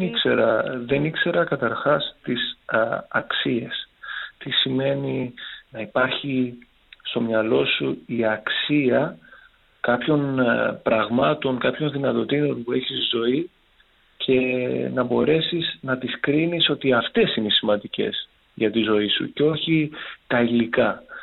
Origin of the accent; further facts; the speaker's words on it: Chania, Crete, Greece; moved away as an adult; also born or lived in Thessaloniki; έχω γυρίσει στην πατρίδα μου στα Χανιά